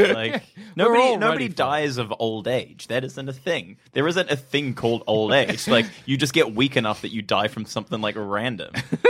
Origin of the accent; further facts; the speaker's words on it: New Zealand; now in Australia; Well, I'm from New Zealand